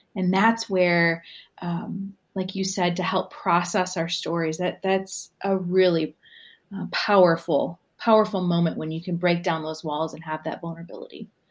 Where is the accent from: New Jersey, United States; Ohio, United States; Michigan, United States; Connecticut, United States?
Michigan, United States; Southern; moved away as an adult; also born or lived in Ann Arbor, Michigan / Austin, Texas; It was a small United Methodist church in Southern Michigan